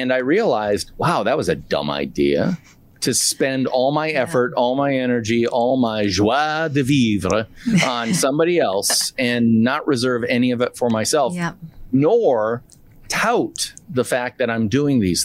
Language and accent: English; Midwest, United States; I'm from the Midwest